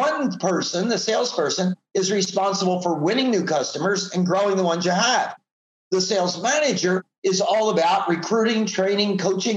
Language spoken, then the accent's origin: English; Philadelphia, Pennsylvania, United States; born or raised there; moved away as an adult; now in Southern California, United States